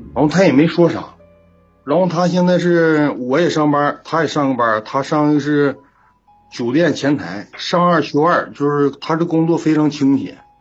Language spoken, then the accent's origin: Chinese; Heilongjiang, China; 我是黑龙江的，是农村乡亲认识的